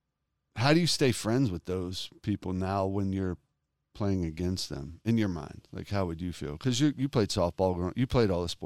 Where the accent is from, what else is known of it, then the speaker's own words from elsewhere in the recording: Detroit, Michigan, United States; please, I'm from Detroit.